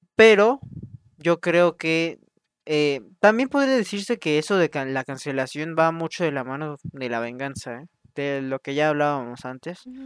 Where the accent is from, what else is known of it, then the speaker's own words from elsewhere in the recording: Mexico; somos de México